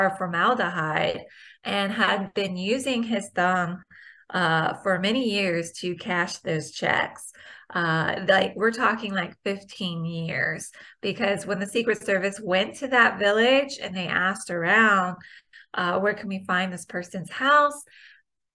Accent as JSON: {"language": "English", "town": "Richmond", "region": "Virginia", "country": "United States", "tie": "born or raised there", "said": "my hometown of Richmond, Virginia"}